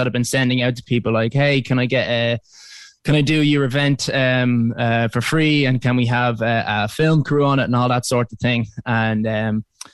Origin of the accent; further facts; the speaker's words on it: Dublin, Leinster, Ireland; I'm from Dublin. I'm currently there at the moment